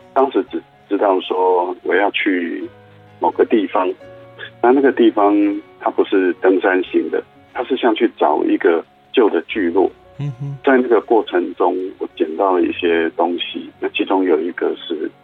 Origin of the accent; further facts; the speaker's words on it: Taipei, Taiwan; also born or lived in Hualien; 我虽然在台北长大